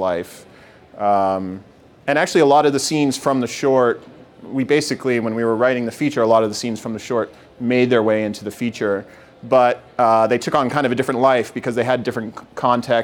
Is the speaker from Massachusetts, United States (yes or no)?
yes; Massachusetts, United States; also born or lived in New York; I was born in New York, and I grew up in Massachusetts